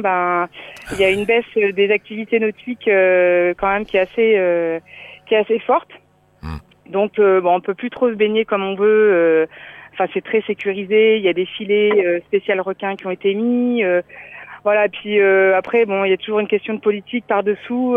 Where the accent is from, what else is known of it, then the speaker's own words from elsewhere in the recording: Ch'ti, Hauts-de-France, France; moved away as an adult; now in Réunion, France; je suis ch'ti